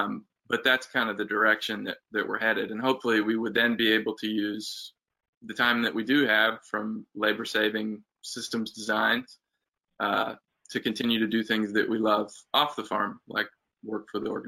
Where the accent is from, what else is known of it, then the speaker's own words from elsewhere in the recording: Uganda; I grew up in Uganda and have roots there and want to help.